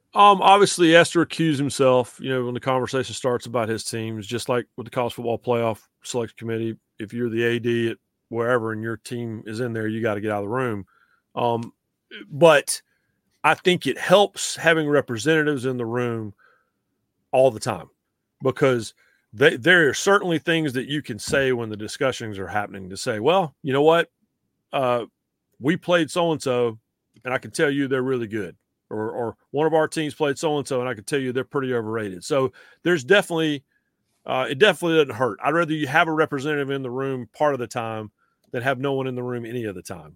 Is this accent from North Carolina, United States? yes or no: yes; North Carolina, United States; also born or lived in Greenville, South Carolina / Boone, North Carolina; when I was a kid growing up in North Carolina